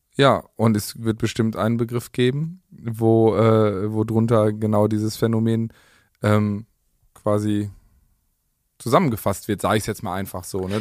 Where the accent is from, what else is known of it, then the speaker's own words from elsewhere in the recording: Germany; wir sind äh, Deutsche, alles klar, wir sind ordentlich, pünktlich, sauber